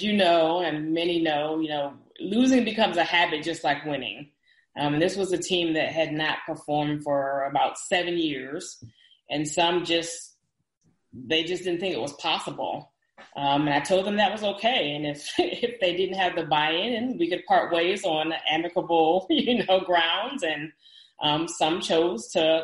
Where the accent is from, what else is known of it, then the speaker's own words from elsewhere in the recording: Dallas, Texas, United States; I'm from the Dallas area